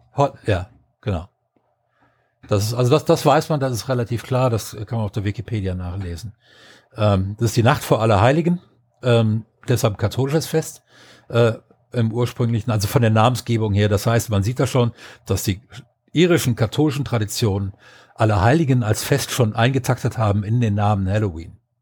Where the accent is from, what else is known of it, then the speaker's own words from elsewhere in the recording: Düsseldorf, North Rhine-Westphalia, Germany; moved away; also born or lived in southwest Germany; als ähm, Düsseldorfer